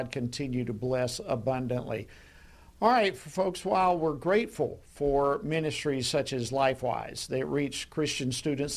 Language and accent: English; Georgia, United States; we have a similar ministry here in my home state of Georgia